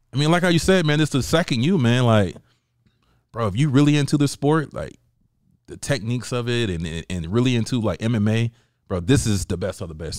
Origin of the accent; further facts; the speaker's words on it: United States; I went against the American fighter, and I'm American